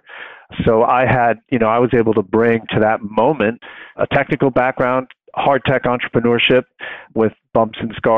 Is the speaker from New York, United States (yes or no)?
yes; Long Island, New York, United States; I grew up on Long Island, and I went to school in New York City